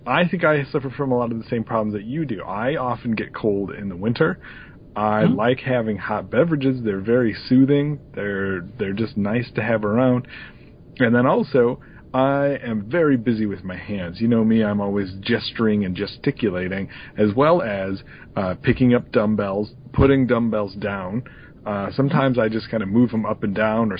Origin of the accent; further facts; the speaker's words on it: Chicago, Illinois, United States; growing up in Chicago